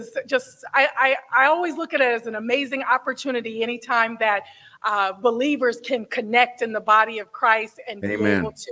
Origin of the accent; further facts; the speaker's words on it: San Diego, California, United States; I am originally from Southern California. I was raised in San Diego, California.